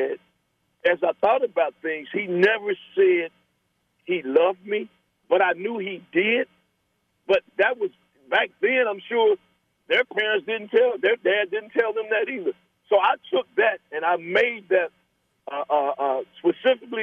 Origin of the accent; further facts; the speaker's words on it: Lincoln Heights, Ohio, United States; me growing up in Lincoln Heights